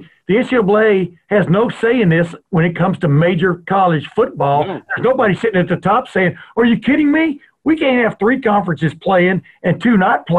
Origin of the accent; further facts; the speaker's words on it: Lufkin, Texas, United States; moved away; he lived in my hometown in Texas for a while.